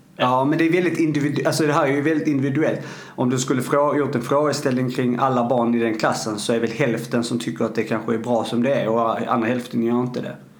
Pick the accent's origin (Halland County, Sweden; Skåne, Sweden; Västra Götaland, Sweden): Skåne, Sweden; Arlöv; nere i, i, i uh, eh, Arlöv då, där jag kommer ifrån